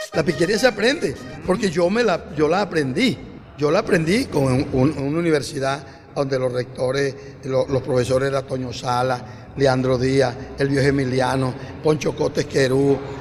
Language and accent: Spanish; San Diego, Cesar, Colombia; San Diego, en mi pueblo